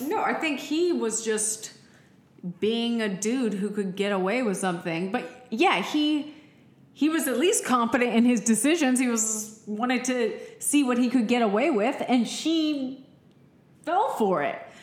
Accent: Austin, Texas, United States; we are from Austin

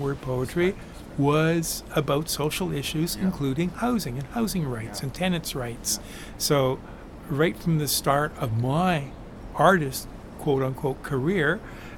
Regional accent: Vancouver, British Columbia, Canada; now in Montreal, Canada; when I was young in Vancouver, growing up in Vancouver, active in my neighborhood in the east end of Vancouver

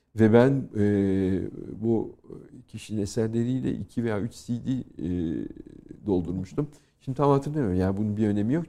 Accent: Turkey; now in France; benim doğup büyüdüğüm kültür.

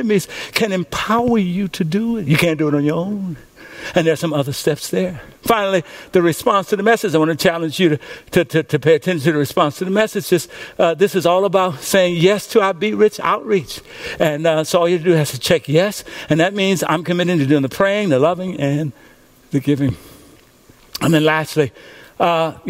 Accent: Louisiana, United States; When I was a little boy growing up in Coachella, Louisiana, we lived in a house

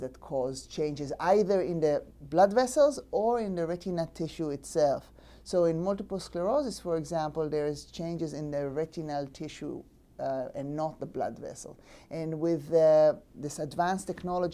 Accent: Israel; moved away; I'm from born and raised in Israel.

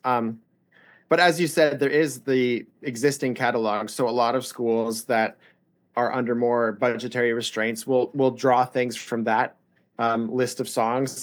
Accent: Indianapolis, Indiana, United States; moved away as an adult; now in Nashville, United States; I grew up in Indianapolis

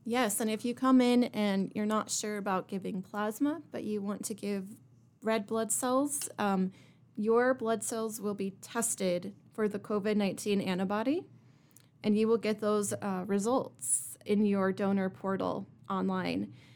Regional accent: Kearney, Nebraska, United States; now in Rapid City, United States; I come from Kearney, Nebraska, and I moved here to Rapid City in two thousand eight

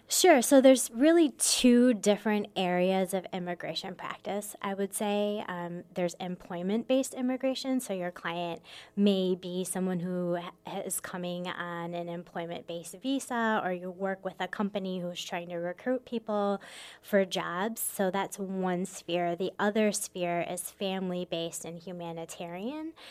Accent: Michigan, United States; moved away as an adult; also born or lived in Minnesota; now in Sioux Falls, United States; I was born and raised in Michigan.

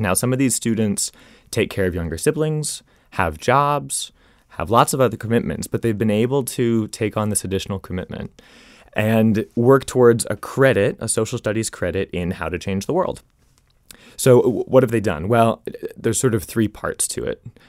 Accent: Arlington, Virginia, United States; moved away; also born or lived in Rhode Island; my hometown of Arlington, Virginia

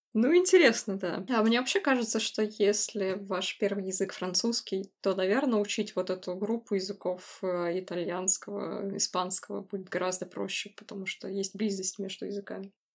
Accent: Siberia, Russia; я из Сибири

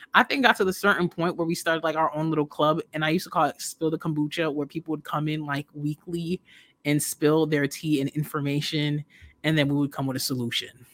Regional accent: New York, United States; I'm from New York. So, growing up listening to Wendy talking about these certain things

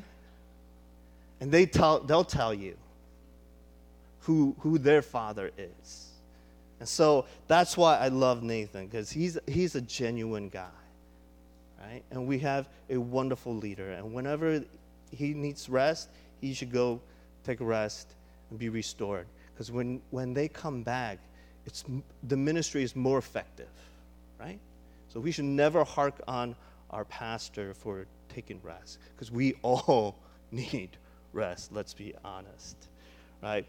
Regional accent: Chicago, Illinois, United States; moved away; I grew up in Chicago, and Willow Creek, I don't know if you know Willow Creek, but Willow Creek was right in our backyard

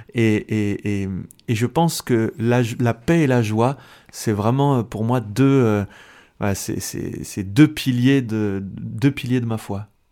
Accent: France; also born or lived in Switzerland; je suis français euh, d'origine algérienne. Mes deux parents sont algériens

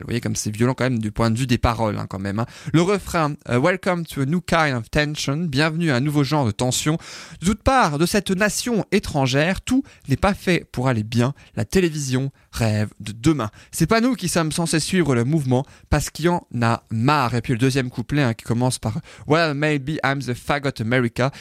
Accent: France; chez nous en France

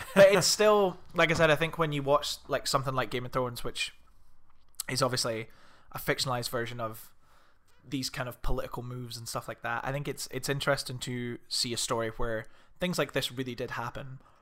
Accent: Scotland, United Kingdom; we're Scottish

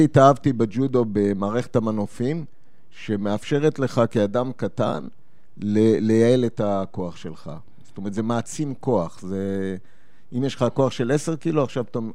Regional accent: Petah Tikva, Central District, Israel; moved away as an adult; also born or lived in Japan / Lebanon; אני מגיע מפתח תקווה

